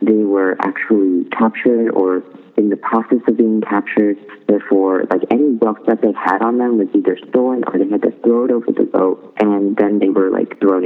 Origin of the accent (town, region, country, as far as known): Sacramento, California, United States; born or raised there; also born or lived in Folsom, California